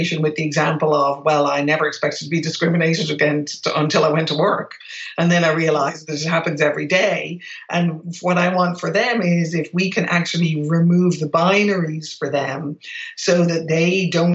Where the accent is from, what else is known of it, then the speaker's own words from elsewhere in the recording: Ireland; moved away as an adult; I grew up in Ireland in a predominantly white environment